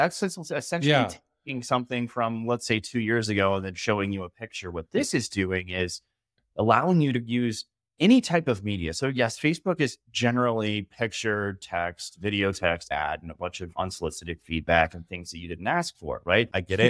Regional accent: Boulder, Colorado, United States; I'm from Colorado, grew up in Boulder, ended up joining the military when I was 24

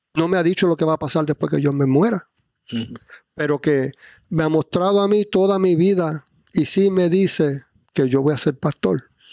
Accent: New Jersey, United States; moved away as an adult; now in Florida, United States; yo me crié en New Jersey

